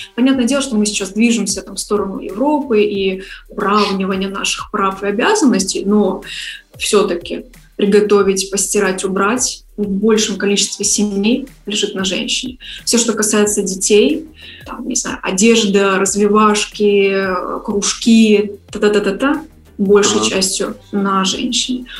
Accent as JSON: {"language": "Russian", "region": "Saint Petersburg", "country": "Russia", "also_born_or_lived": "Kyiv, Ukraine", "moved": "as an adult", "lives_now": "Bali, Indonesia / Kyiv, Ukraine", "said": "изначально я из Петербурга"}